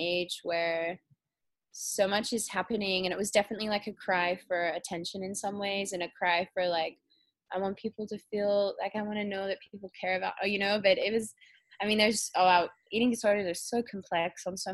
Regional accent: Perth, Western Australia, Australia; I was born in Australia, in Western Australia, the same place as you in Perth

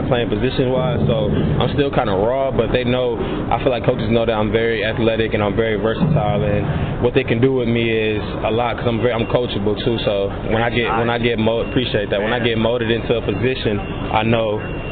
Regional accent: Michigan, United States; moved away as an adult; Michigan was my first offer coming out of high school, and I was from Michigan, so I just decided to stay home.

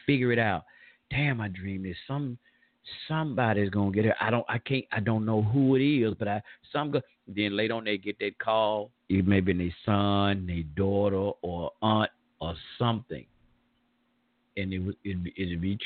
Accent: the South, United States; accent: Southern draw; I'm from the South. We from down here.

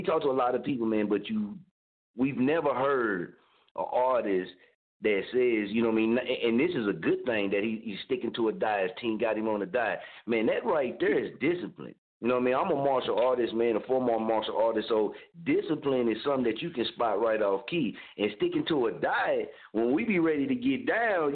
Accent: Oklahoma, United States; now in Wichita, United States; I'm originally from Oklahoma, man, but I'm actually right now we in Wichita, Kansas

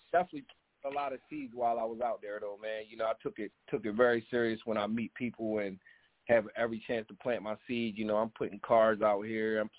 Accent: Maryland, United States; also born or lived in Delaware; I'm originally from Maryland, man, Fredericksburg, Maryland, from a small town, area code seven five four four one zero

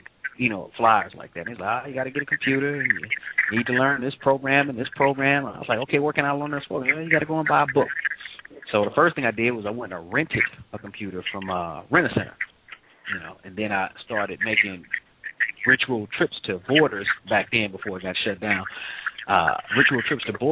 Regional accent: St. Louis, Missouri, United States; I'm from St. Louis, but, you know, just a young brother, came up in the city

